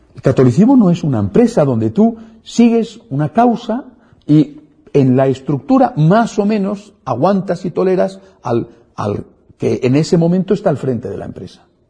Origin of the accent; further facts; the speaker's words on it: Spain; en mi país, en España